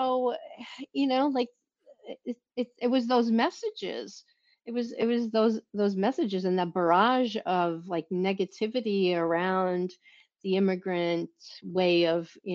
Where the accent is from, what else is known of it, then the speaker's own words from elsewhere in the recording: New York City, New York, United States; also born or lived in Southern Italy; my family located to this area of Brooklyn when I was 5 years old